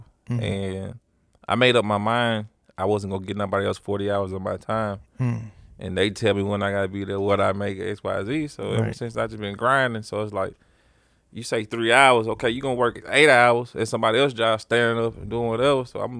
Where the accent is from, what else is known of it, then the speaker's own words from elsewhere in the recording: Memphis, Tennessee, United States; I'm originally from Memphis.